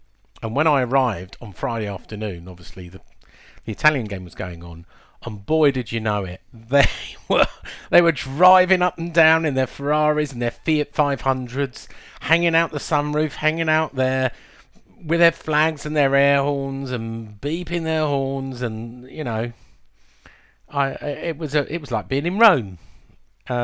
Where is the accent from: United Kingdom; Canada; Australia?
United Kingdom; England; we're from England.